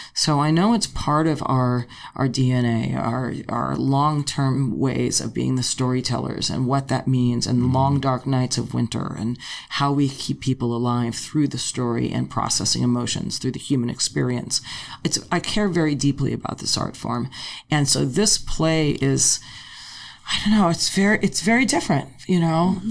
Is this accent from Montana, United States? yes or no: no; Los Angeles, California, United States; I grew up in Tarzana, in a suburb of okay. Los Angeles